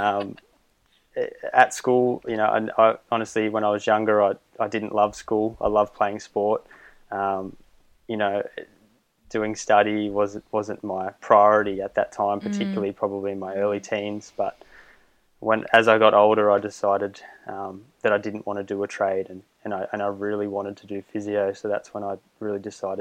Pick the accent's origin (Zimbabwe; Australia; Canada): Australia; Griffith, New South Wales; So originally from Griffith, growing up out in regional New South Wales